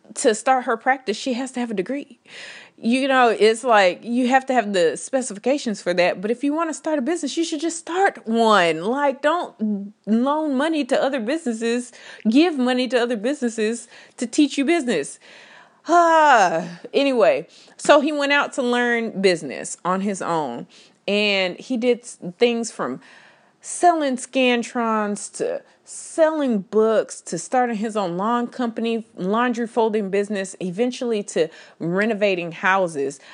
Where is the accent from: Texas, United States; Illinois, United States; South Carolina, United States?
Texas, United States; I am from Texas